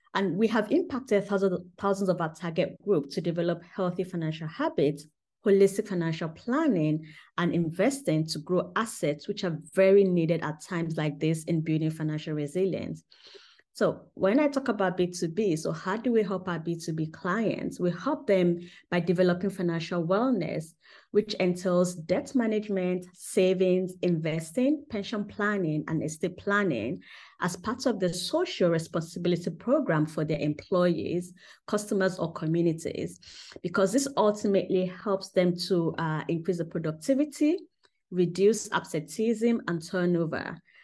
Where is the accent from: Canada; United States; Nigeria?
Nigeria; Southwest Nigeria; moved away as an adult; also born or lived in United Kingdom; now in Germany; when I was growing up in Nigeria